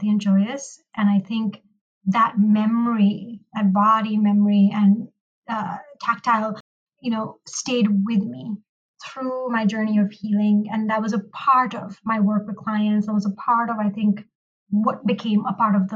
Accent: Pakistan; moved away as an adult; now in United States; I am a Pakistani American licensed marriage and family therapist, and I grew up in Pakistan

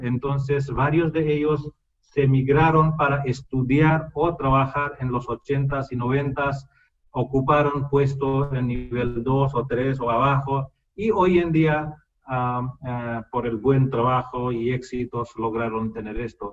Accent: India; Spanish is a second language; moved away; entre eh, dos indios el único idioma común es inglés, porque todos hablamos en idioma nativa, cuál es diferente

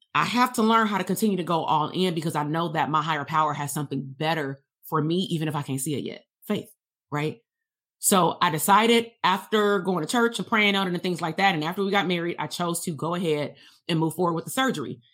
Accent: Compton, California, United States; going to school K through twelve in Compton

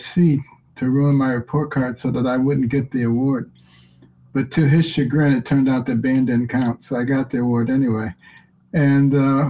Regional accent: Detroit, Michigan, United States; When I was a kid growing up in Detroit

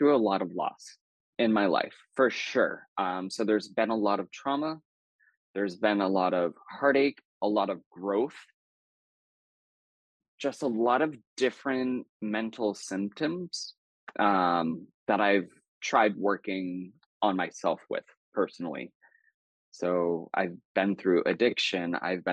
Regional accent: New Hampshire, United States; I grew up in the Northeast. I grew up in New Hampshire.

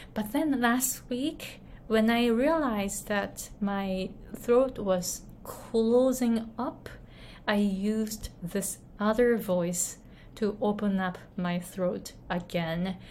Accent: Japan; moved away; I grew up in Japan. I was born and raised in Japan.

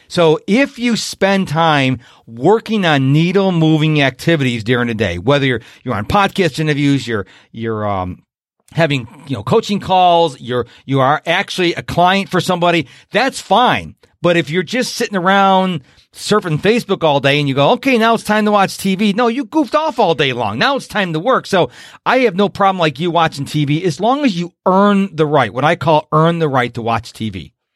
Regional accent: Rochester, New York, United States; now in Houston, United States; when I was growing up in Rochester, New York

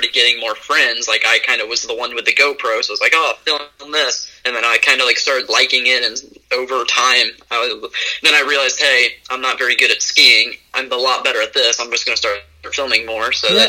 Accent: Cincinnati, Ohio, United States; also born or lived in Virginia; I was born in Virginia, and then I moved to the Cincinnati area when I was about 5.

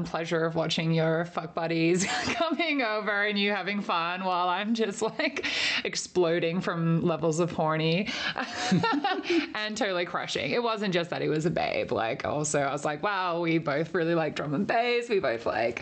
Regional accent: Perth, Western Australia, Australia; born or raised there

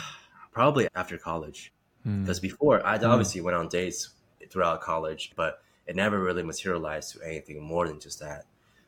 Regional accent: China; also born or lived in Czech Republic; I grew up in China and before that lived in Eastern Europe, Czech Republic, now known as Czechia.

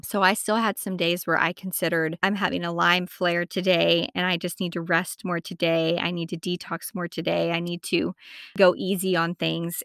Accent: Amarillo, Texas, United States; moved away as an adult; also born or lived in South Carolina; I'm originally from Amarillo, Texas

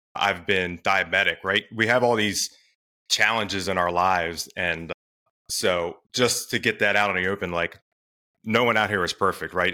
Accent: Delaware, United States; now in Maryland, United States; I'm in Maryland. I grew up in Delaware, actually.

